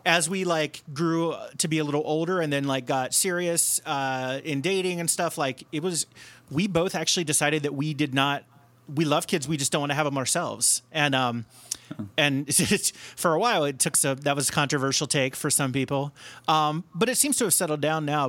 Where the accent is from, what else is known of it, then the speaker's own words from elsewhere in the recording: Cincinnati, Ohio, United States; now in Chicago, United States; I grew up in Cincinnati or outside of Cincinnati